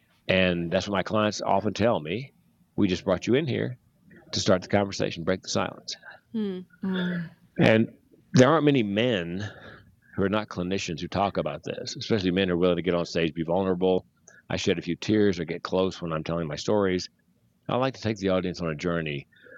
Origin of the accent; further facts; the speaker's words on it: North Carolina, United States; North Carolina.